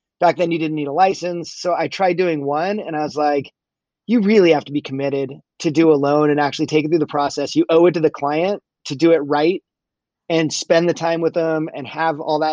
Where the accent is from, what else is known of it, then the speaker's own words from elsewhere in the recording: California, United States; also born or lived in Colorado; I grew up in California